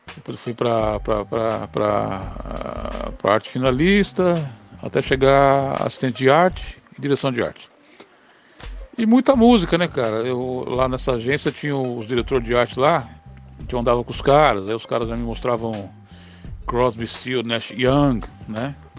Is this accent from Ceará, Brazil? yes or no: no; São Paulo, Brazil; also born or lived in Pinheiros, São Paulo; eu sou criado e nascido na Bela Vista, né? Nascido e criado na Bela Vista